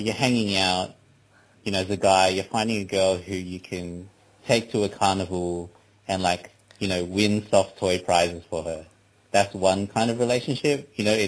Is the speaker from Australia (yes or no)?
yes; Australia; me being Chinese Australian